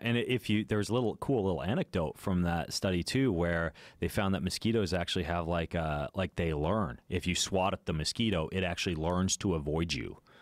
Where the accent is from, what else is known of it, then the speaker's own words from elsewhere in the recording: Idaho, United States; I grew up in Lucid, Idaho